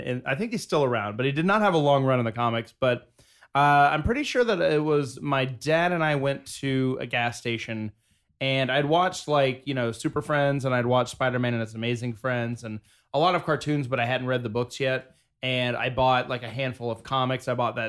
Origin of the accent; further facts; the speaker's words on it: Georgia, United States; Darren and I are from Georgia.